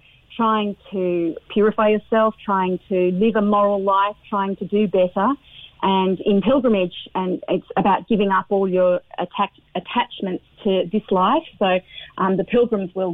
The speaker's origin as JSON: {"language": "English", "country": "Australia", "moved": "yes", "lives_now": "Ireland", "said": "I'm originally from Australia, even though I've been here for donkeys now"}